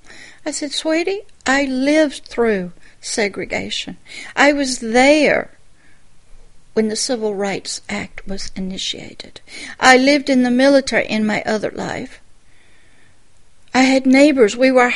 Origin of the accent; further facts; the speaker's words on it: Deep South, United States; I grew up in the Deep South. I grew up when George Wallace stood on the steps and wouldn't allow them into college. That was the neighborhood I grew up in.